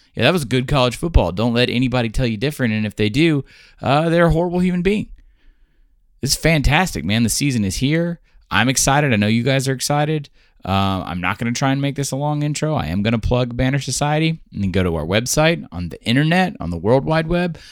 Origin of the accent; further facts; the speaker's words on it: Washington, District of Columbia, United States; I grew up in Washington, D C